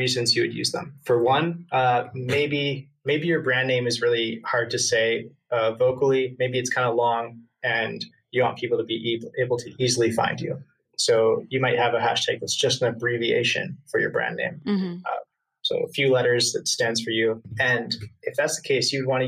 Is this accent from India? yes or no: no; Canada; I'm from Canada